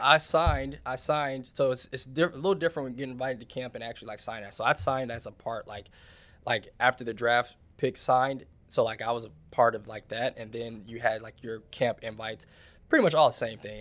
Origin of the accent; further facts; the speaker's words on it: Charlotte, North Carolina, United States; moved away; I come from Charlotte